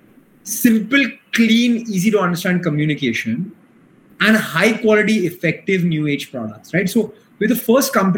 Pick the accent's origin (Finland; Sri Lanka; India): India; also born or lived in United States; I grew up in an India where I was gifted a Japanese electronic sharpener for my 11th birthday